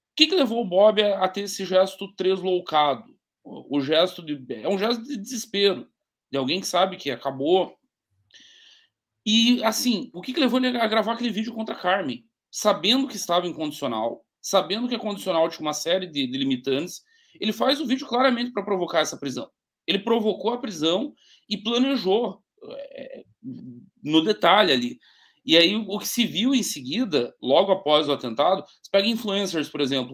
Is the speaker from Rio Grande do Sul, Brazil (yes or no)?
no; Caçador, Santa Catarina, Brazil; a minha cidade natal aqui é Caçador, fica lá no interior do estado